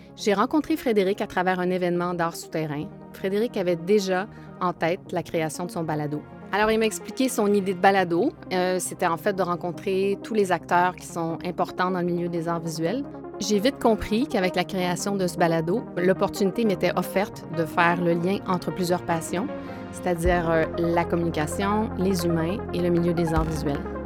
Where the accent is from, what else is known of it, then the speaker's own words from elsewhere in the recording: Quebec, Canada; moved away as an adult; now in Montreal, Canada; je suis originaire du Saguenay-Lac-Saint-Jean et montréalaise d'adoption depuis près de 27 ans